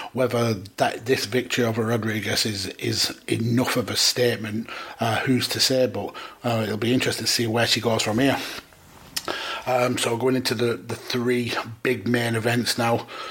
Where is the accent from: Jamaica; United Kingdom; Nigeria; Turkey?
United Kingdom; being British